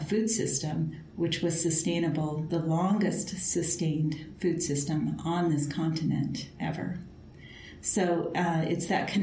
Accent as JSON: {"language": "English", "area": "Turtle Mountain Band of Ojibwa", "region": "North Dakota", "country": "United States", "moved": "yes", "lives_now": "Montana, United States", "said": "I am Anishinaabe Ojibwa from the Turtle Mountain Band of Ojibwa"}